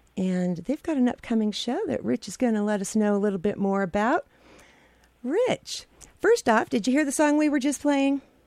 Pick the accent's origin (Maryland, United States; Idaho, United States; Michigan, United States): Idaho, United States; I'm from Idaho